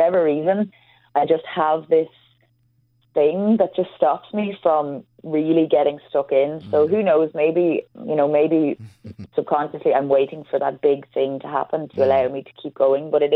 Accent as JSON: {"language": "English", "country": "Ireland", "said": "as an Irish person"}